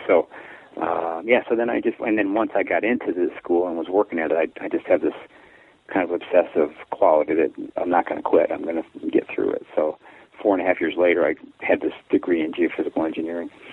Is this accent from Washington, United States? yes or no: no; Chicago, Illinois, United States; also born or lived in Texas; I was born in Texas, and then when I was one, we moved up to, to uh, Gage Park in Chicago and lived there about six years, and then moved out to the the south side of Chicago for us